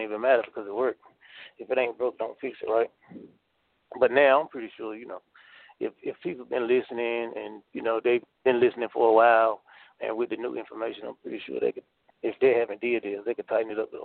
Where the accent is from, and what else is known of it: North Carolina, United States; born or raised there